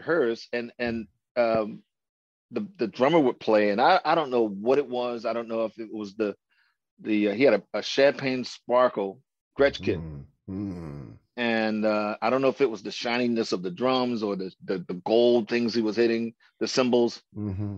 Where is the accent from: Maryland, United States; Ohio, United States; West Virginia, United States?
Maryland, United States; Baltimore; I grew up in Baltimore, Maryland. I was born right here in Baltimore, Maryland